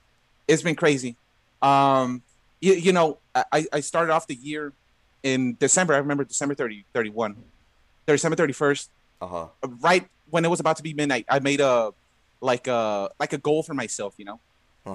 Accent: Los Angeles, California, United States; Yeah, LA. Okay. Yeah, been here my whole life. Oh, okay. Awesome. Born and raised.

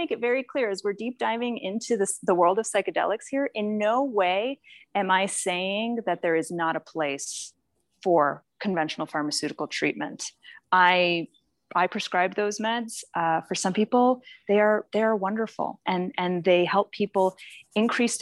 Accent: Boston, Massachusetts, United States; I was raised in Boston

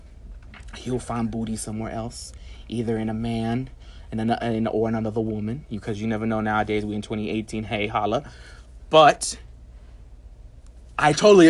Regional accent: New York, United States; I'm a New Yorker

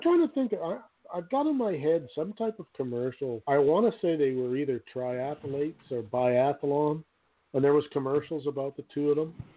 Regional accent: Canada; I'm Canadian

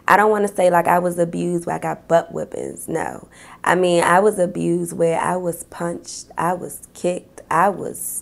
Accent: Washington, District of Columbia, United States; I live in Southeast DC, G Street, down by the shrimp boat

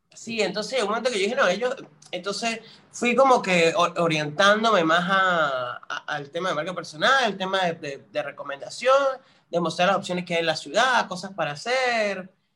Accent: San Cristóbal, Táchira, Venezuela; moved away as an adult; now in Buenos Aires, Argentina; Yo soy de San Cristóbal, estado Táchira, o sea, la capital del Táchira, este, viví ahí casi 22 años de mi vida

